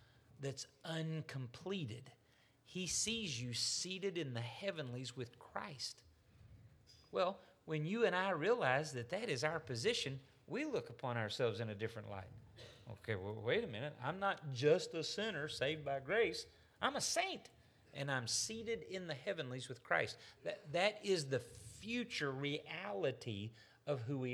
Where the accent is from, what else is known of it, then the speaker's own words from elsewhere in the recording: United States; especially as an American